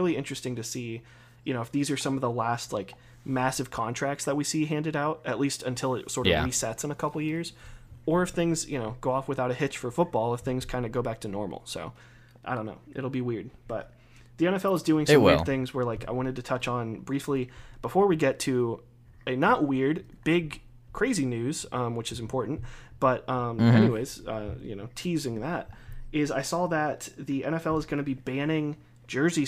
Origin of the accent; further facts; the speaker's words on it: Ohio, United States; the Browns, my home state team